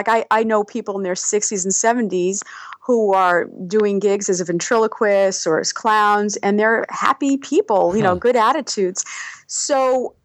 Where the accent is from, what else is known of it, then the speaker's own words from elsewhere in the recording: New York City, New York, United States; also born or lived in Seattle / Colorado / Anchorage, Alaska; now in Palmer, Alaska, United States; I was born in Brooklyn